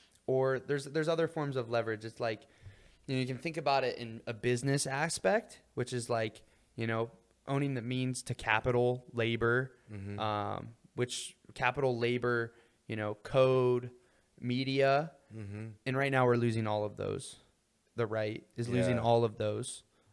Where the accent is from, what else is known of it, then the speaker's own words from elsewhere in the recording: Ohio, United States; I was raised in Ohio